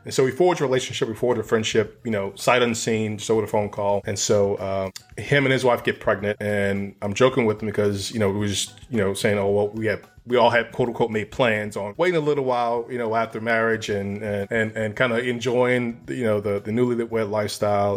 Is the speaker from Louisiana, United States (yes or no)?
yes; New Orleans, Louisiana, United States; moved away as an adult; also born or lived in Dallas; I came from Dallas to New Orleans to run the area.